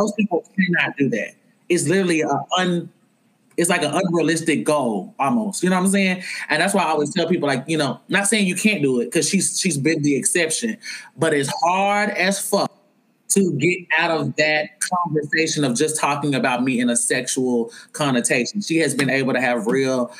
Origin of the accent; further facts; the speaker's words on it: Arkansas, United States; I'm from Arkansas